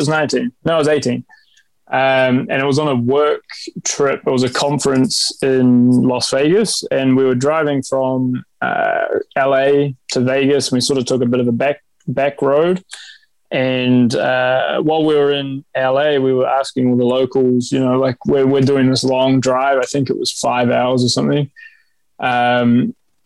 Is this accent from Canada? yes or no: no; New Zealand; also born or lived in Iran; I was born in Iran. So the food that we had growing up that my mum and auntie cooked for us when we came over to New Zealand